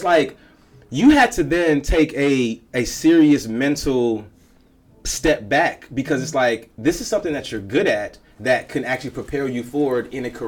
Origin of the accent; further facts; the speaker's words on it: Chicago, Illinois, United States; Okay, I'm from Chicago. Mm-hmm. Okay, I'm from a cold city.